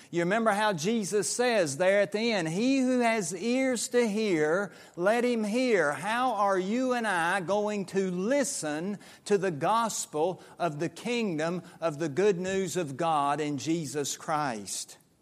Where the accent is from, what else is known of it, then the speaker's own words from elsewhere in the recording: Statesville, North Carolina, United States; moved away; I was growing up in the New Sterling Associate Reformed Presbyterian Church in western Iredell County, outside of Statesville, North Carolina